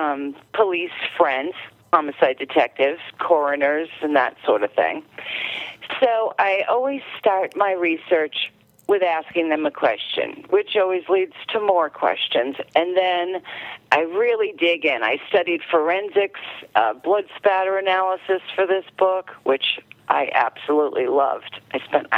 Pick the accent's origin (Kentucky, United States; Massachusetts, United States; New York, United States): Massachusetts, United States; Marblehead; moved away as an adult; also born or lived in Revere, Massachusetts / Everett, Massachusetts / Saugus, Massachusetts; now in New Hampshire, United States; I'm originally from Marblehead, which is in Massachusetts, but I've lived all over, Revere, Everett, Saugus. And then I moved to New Hampshire.